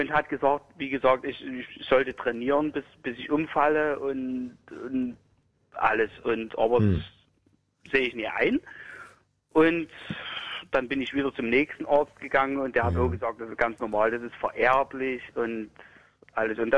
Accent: Großland, Saxony, Germany; Ich komme aus Großland, das ist bei, bei Dresden so

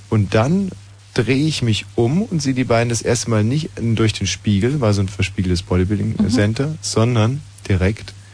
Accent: Bavaria, Germany; Und ich bin mit Pink äh, am Ammersee, an meiner alten Heimat.

